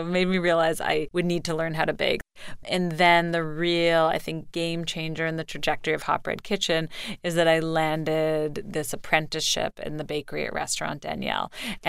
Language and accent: English; Canada; I'm from Canada.